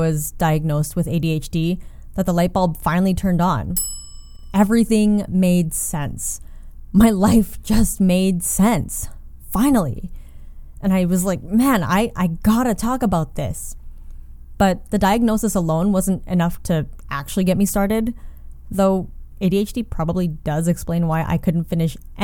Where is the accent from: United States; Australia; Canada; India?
Canada; a visibly Asian woman who was born and raised in Canada